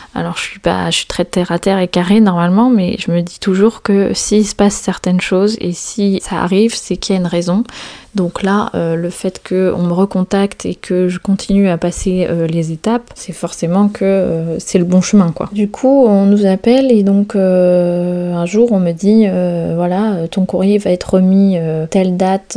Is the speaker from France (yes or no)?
yes; Brittany, France; moved away as an adult; also born or lived in south of France / Chamonix; La Bretagne, c'est vraiment là où je suis née, là où j'ai grandi. Je suis vraiment bretonne pure beurre, comme on dit